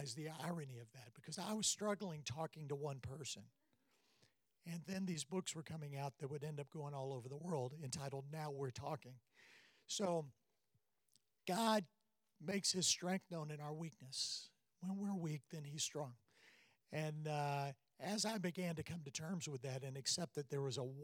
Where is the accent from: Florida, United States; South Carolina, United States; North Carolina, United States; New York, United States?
South Carolina, United States; I'm from South Carolina